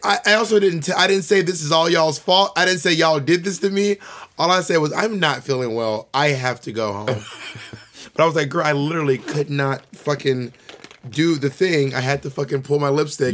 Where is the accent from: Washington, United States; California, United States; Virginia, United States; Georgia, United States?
Georgia, United States; Columbus; moved away; also born or lived in Atlanta, Georgia; I'm from Columbus, Georgia